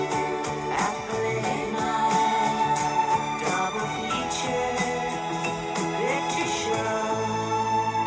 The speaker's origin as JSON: {"language": "English", "country": "Ireland", "said": "I'm Irish"}